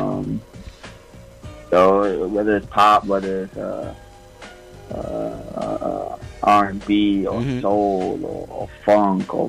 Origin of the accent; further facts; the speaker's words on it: New York City, New York, United States; I'm from Far Rock